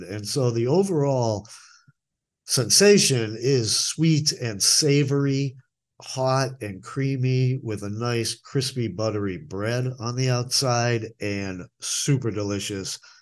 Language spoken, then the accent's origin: English; Boston, Massachusetts, United States; moved away; I'm from Boston